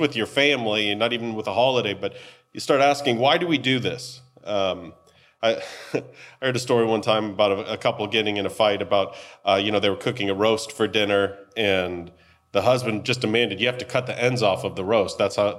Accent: United States; Maybe it's because we're American and that's just what we do.

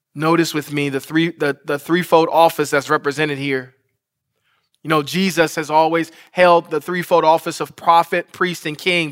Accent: Detroit, Michigan, United States; Detroit, Michigan, my hometown.

